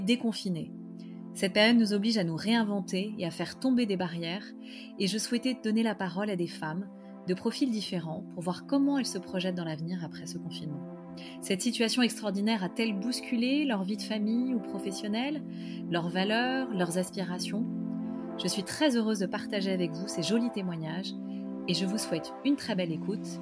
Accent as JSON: {"language": "French", "town": "Paris", "region": "Île-de-France", "country": "France", "said": "je suis parisienne"}